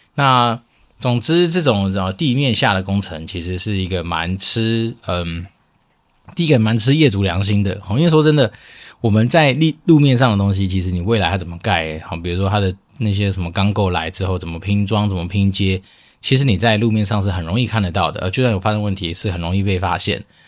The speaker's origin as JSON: {"language": "Chinese", "country": "Taiwan", "tie": "born or raised there", "said": "我们就是从小在台湾长大"}